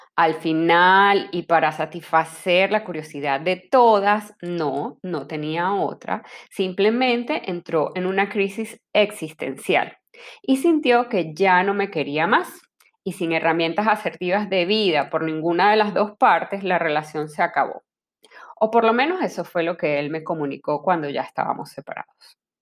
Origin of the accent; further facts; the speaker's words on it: Venezuela; moved away as an adult; also born or lived in Caracas; now in Panama; Soy venezolana y para el momento que sale este episodio tengo casi cinco años viviendo en Panamá